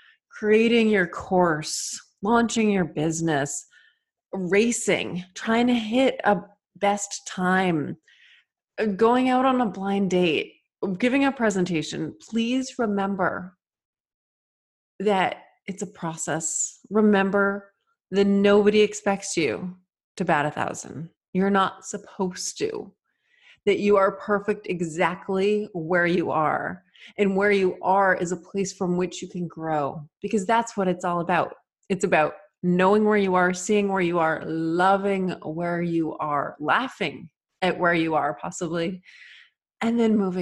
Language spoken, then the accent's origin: English; Massachusetts, United States; I was born and raised in Massachusetts